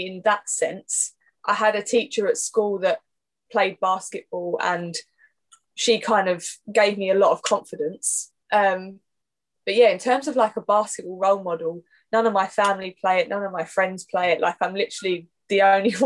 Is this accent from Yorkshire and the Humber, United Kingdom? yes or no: no; Essex, East of England, United Kingdom; I'm from Essex, born and bred, barely left the place. Yeah, I've literally been here my whole life